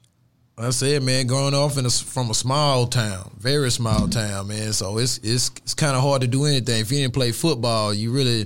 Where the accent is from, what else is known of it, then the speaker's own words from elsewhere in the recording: Haynesville, Louisiana, United States; moved away; also born or lived in Houston, Texas; I was born and raised in Louisiana.